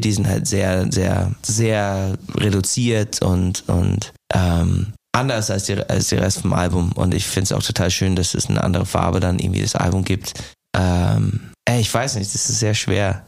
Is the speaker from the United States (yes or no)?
yes; United States; German is a second language; moved away as an adult; also born or lived in Ireland; now in Germany; ich komme aus den USA, wohne halt den, die Hälfte meines Lebens jetzt in Deutschland